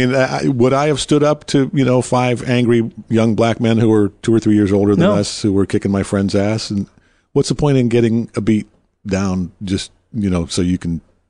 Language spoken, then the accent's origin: English; Detroit, Michigan, United States; moved away; And I was born in Motown